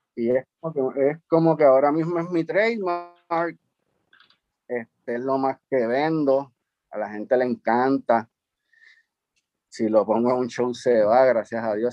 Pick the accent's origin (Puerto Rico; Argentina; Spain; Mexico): Puerto Rico; San Juan; also born or lived in Carolina, Puerto Rico; donde me crié en Río Piedra, que fue un caserío que se llamaba López y Caldó